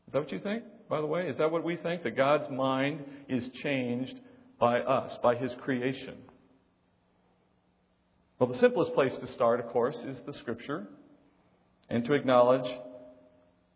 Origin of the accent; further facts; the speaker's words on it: Texas, United States; I was born in Texas